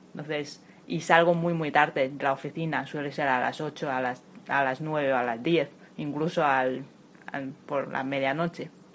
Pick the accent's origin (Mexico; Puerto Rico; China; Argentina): China; Spanish is a second language; moved away as an adult; now in Madrid, Spain; soy de China y llevo 8 años viviendo aquí en España